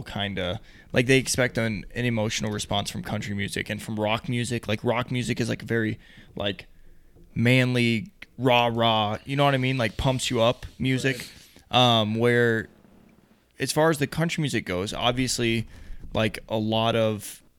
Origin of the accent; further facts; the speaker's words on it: Texas, United States; also born or lived in Ohio; now in Utah, United States; in the South, like where I grew up in Texas